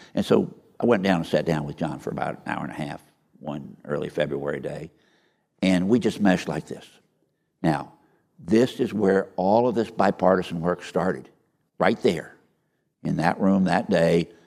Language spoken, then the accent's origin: English; Iowa, United States; moved away; I was born and raised in Iowa.